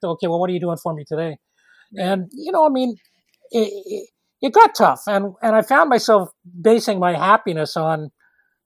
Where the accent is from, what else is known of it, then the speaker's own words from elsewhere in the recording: Toronto, Ontario, Canada; moved away as an adult; now in Nova Scotia, Canada; I was born in Toronto